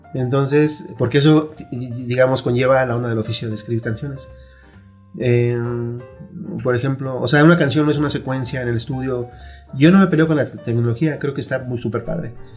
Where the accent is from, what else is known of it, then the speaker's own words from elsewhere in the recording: Mexico City, Mexico; yo eh, nací aquí, en la Ciudad de México